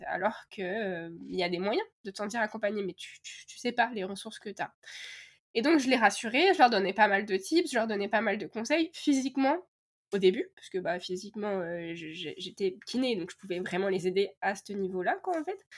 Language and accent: French; France; now in Canada; chez nous en France